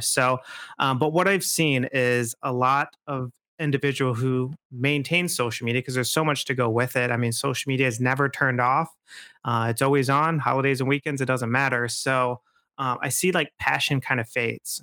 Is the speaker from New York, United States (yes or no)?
no; Midland, Michigan, United States; I grew up in Midland, actually.